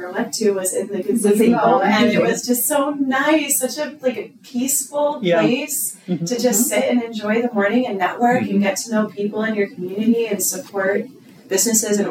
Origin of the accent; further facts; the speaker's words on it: Streamwood, Illinois, United States; moved away as an adult; also born or lived in Sandwich, Illinois; I'm from Streamwood, mm-hmm. which is like closer to Chicago.